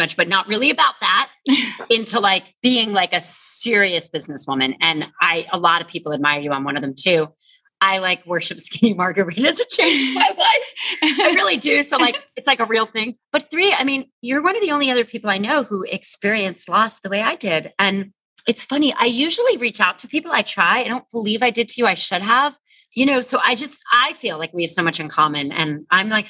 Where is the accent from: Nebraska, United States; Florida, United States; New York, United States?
Florida, United States; North Miami Beach; moved away; I grew up in North Miami Beach, Florida, you know, a suburb